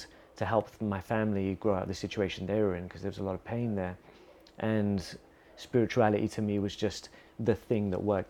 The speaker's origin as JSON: {"language": "English", "region": "England", "country": "United Kingdom", "tie": "born or raised there", "moved": "yes", "lives_now": "Bali, Indonesia", "said": "growing up in England"}